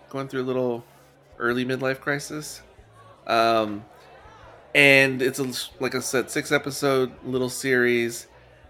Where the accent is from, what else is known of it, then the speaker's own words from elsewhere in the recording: San Antonio, Texas, United States; my hometown, San Antonio